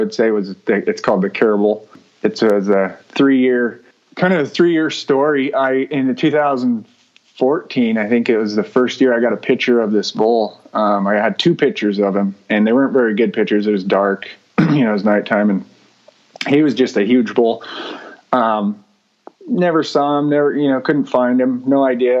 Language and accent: English; southern Oregon, United States; moved away; we grew up in southern Oregon